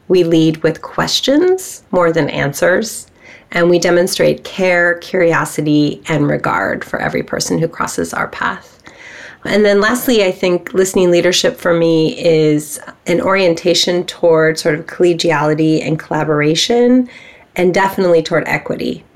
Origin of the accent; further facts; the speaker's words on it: Bay Area, California, United States; I have grown up here in California in the Bay Area